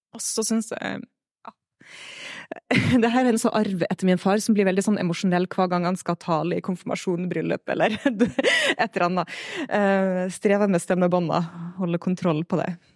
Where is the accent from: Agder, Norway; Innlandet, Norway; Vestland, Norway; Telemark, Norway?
Vestland, Norway; Stad; moved away as an adult; now in Melhus, Norway; Jeg kommer fra Stad, fine Stad på Nordvestlandet. Vokst opp i en eh, liten pinsemenighet